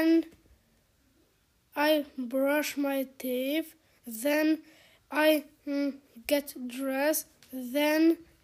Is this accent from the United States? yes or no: no; Poland; first language Polish; English is a second language; I'm from Poland